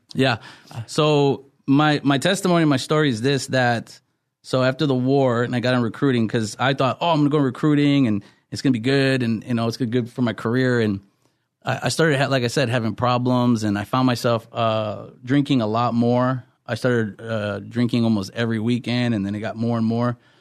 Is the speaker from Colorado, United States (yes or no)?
no; Wisconsin, United States; moved away as an adult; now in California, United States; I'm originally from Wisconsin, and I ended up in California